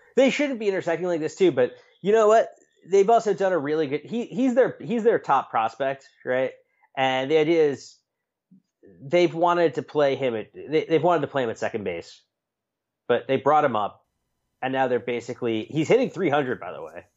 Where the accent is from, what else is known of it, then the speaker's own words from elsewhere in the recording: Long Island, New York, United States; I'm from Long Island